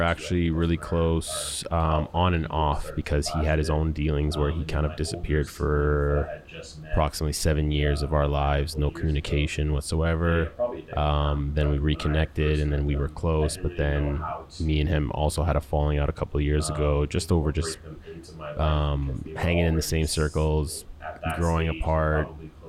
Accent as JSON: {"language": "English", "town": "Winnipeg", "region": "Manitoba", "country": "Canada", "tie": "born or raised there", "said": "So I was born and raised in Winnipeg, Manitoba in 1987. My mother is French Canadian, so she is from Quebec originally. My father is from St. Vincent, so although English is his only language, it's still a broken English."}